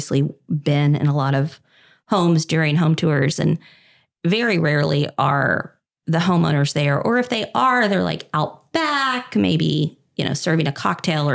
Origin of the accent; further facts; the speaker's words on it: Kentucky, United States; now in Dallas, United States; I grew up in Kentucky